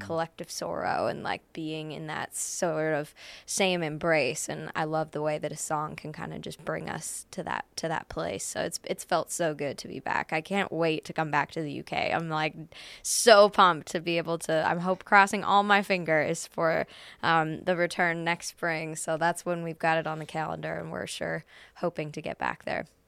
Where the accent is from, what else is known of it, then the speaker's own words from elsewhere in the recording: Canada; Edmonton, which is a five-hour drive from my hometown